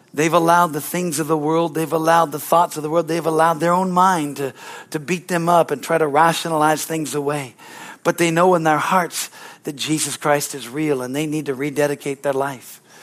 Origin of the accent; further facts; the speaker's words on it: United States; I was born in America